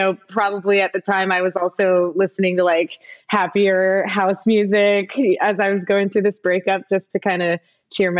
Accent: Midwest, United States; moved away; when I was growing up in the Midwest

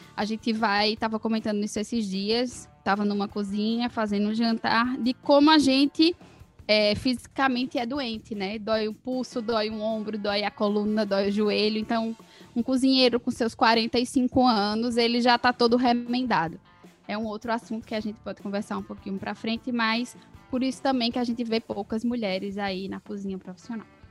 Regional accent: Caruaru, Pernambuco, Brazil; moved away; also born or lived in Ribeirão Preto / São Paulo; sou nascida, talvez, não sei se ela falou, em Ribeirão Preto, mas fui criada em Caruaru, então me considero caruaruense

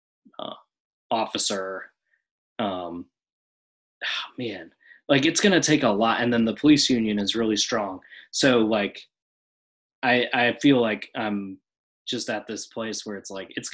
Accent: Oshkosh, Wisconsin, United States; my hometown in Oshkosh

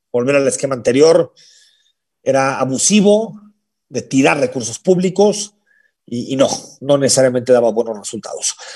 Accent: Mexico; Si esa es la situación por la que tiene que aguantar, somos todos los mexicanos, qué desgracias.

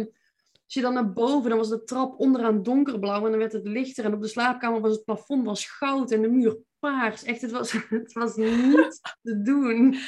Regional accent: Veldhoven, North Brabant, Netherlands; accent: Brabantse; moved away as an adult; also born or lived in Eindhoven; now in Nijmegen, Netherlands; Ik ben eh, geboren en getogen in Veldhoven

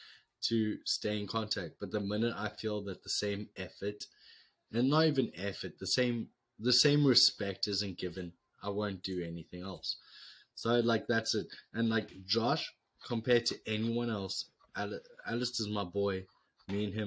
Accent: South Africa; moved away as an adult; now in United States; we're from South Africa

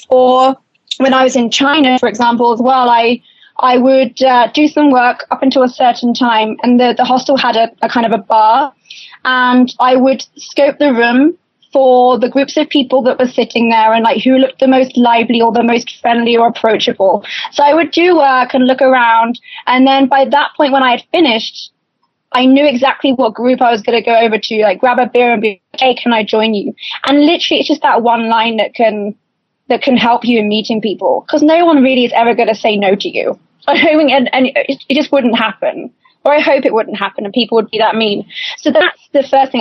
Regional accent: United Kingdom; I'm British

